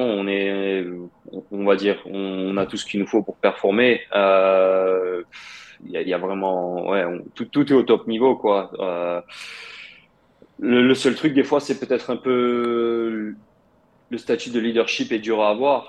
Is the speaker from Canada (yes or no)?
no; France; j'ai grandi en France, Je euh, j'ai jamais vécu en Russie. Bah, oui, mais on va dire mes racines sont russes, mes parents sont russes